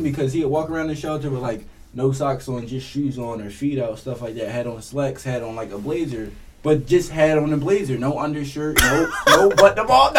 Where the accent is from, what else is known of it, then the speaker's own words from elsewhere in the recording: Philadelphia, Pennsylvania, United States; Like, I remember growing up in North Philly